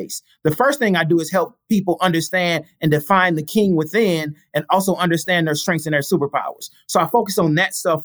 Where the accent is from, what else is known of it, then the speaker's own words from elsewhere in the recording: St. Louis, Missouri, United States; I'm from St. Louis